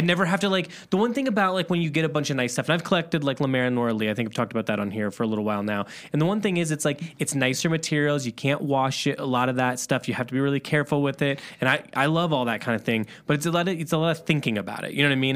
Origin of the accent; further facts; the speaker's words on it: Midwest, United States; also born or lived in Chicago; We're from the Midwest